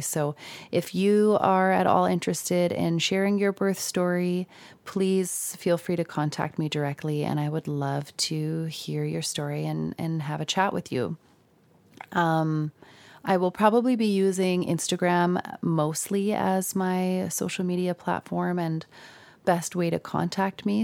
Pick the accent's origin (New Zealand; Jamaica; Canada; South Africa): Canada; Saskatoon, Saskatchewan; I'm from Saskatoon